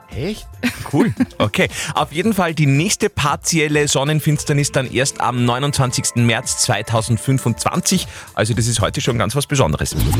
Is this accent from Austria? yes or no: yes; Upper Austria, Austria; bei uns in Oberösterreich